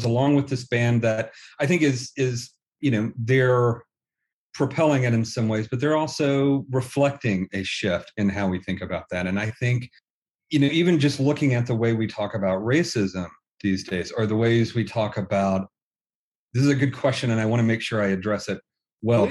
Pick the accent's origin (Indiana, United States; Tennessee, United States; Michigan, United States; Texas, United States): Tennessee, United States; I was born and raised in Tennessee and have family in Alabama